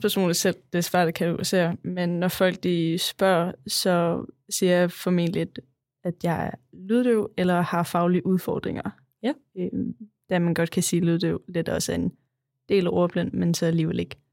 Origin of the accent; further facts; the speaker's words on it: Kolding, Southern Denmark, Denmark; also born or lived in Vejen; jeg var flyttet fra Kolding til Vejen